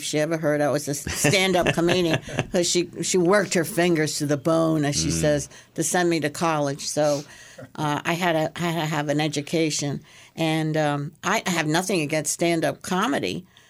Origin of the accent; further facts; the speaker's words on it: Brooklyn, New York, United States; I love jazz. I grew up with it in New York and Brooklyn.